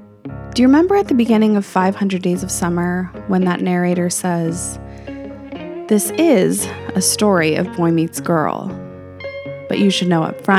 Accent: Albuquerque, New Mexico, United States; moved away as an adult; also born or lived in California / Hawaii / Marietta; I'm from Albuquerque, New Mexico, raised there

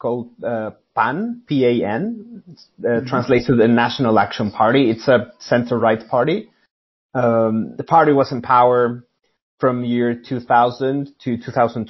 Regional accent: Mexico City, Mexico; moved away as an adult; now in London, United Kingdom; I'm from Mexico City, and I lived there for pretty much all my life.

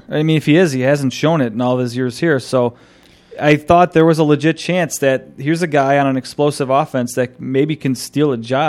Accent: Buffalo, New York, United States; my hometown Buffalo Bills

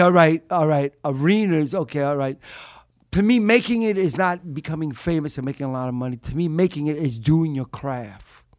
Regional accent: New York City, New York, United States; also born or lived in Upper West Side, Manhattan; I'm from Brooklyn originally

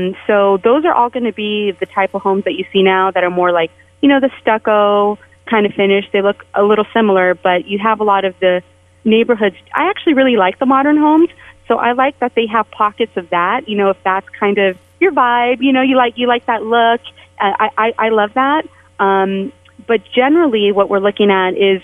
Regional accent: San Jose, California, United States; moved away as an adult; also born or lived in San Francisco; now in Las Vegas, United States; I was mostly raised in San Jose, but I moved to San Francisco before I came to Las Vegas

